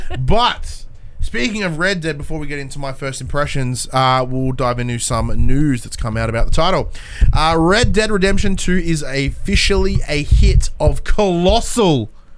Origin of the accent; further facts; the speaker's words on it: Australia; Like, we're Australian.